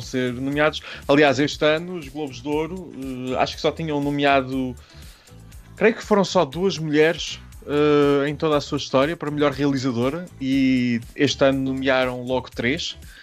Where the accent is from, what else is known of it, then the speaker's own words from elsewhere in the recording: Centro region of Portugal, Portugal; região centro do país, que é uma região belíssima e de onde eu sou natural